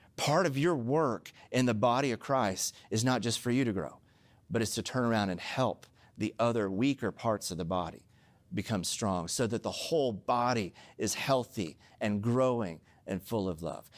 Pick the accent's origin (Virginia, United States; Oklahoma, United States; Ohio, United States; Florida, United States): Oklahoma, United States; now in Southern California, United States; I'm from Oklahoma